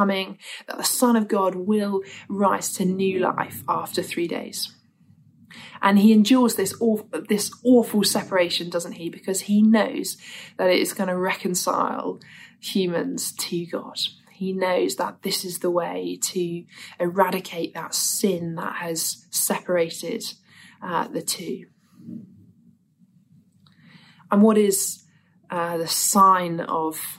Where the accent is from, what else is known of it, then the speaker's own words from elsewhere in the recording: Winchester, South East England, United Kingdom; the church I grew up in Winchester